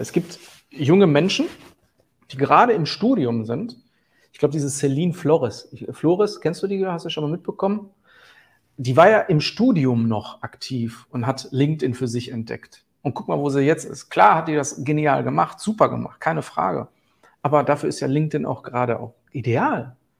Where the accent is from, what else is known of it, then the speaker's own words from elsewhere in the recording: Herten, North Rhine-Westphalia, Germany; ich komme aus dem Ruhrgebiet